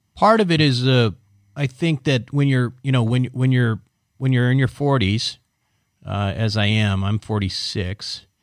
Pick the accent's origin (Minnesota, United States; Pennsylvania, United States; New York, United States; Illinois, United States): Minnesota, United States; Minneapolis; I'm from the Mini, uh, Minneapolis suburbs.